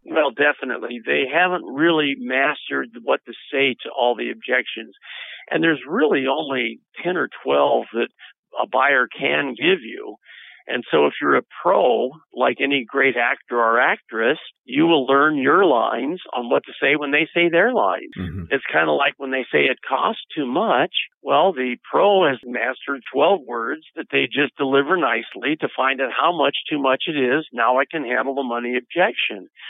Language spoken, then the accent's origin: English; United States